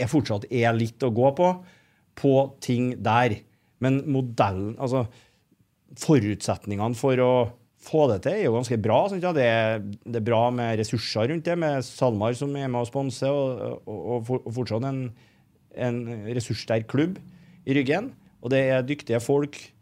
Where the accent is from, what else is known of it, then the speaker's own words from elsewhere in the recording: Trondheim, Trøndelag, Norway; Jeg er jo fra Heimdal